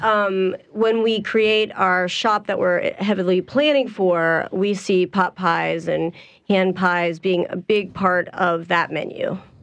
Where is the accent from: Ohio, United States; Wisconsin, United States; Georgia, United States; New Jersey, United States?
Ohio, United States; Columbus; now in New Orleans, United States; Originally from Columbus, Ohio, and I moved here in 99.